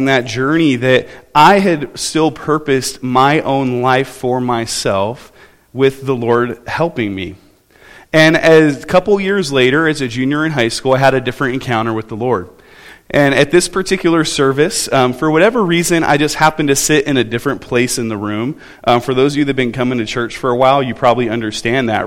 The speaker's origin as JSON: {"language": "English", "region": "Southern California", "country": "United States", "tie": "born or raised there", "moved": "yes", "said": "I grew up in Southern California"}